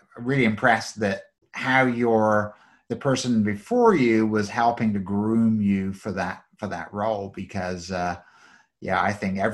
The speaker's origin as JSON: {"language": "English", "region": "England", "country": "United Kingdom", "tie": "born or raised there", "moved": "yes", "said": "I grew up in England"}